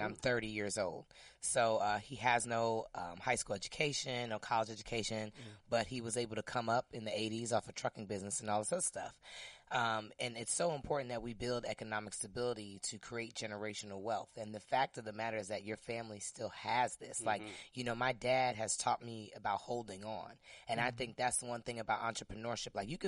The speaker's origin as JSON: {"language": "English", "region": "New Jersey", "country": "United States", "moved": "yes", "lives_now": "Washington, D.C., United States", "said": "now living in Washington, D.C., or being from Jersey"}